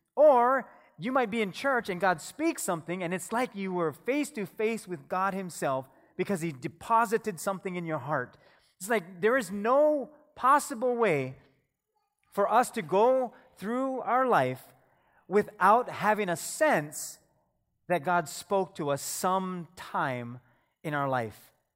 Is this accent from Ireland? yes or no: no; Philippines; I'm Filipino